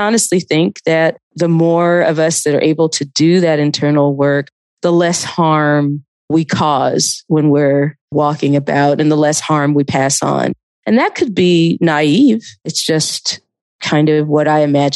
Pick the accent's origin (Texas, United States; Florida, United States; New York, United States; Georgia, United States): Georgia, United States; Athens; also born or lived in Atlanta; I was living in Atlanta, but I grew up in Athens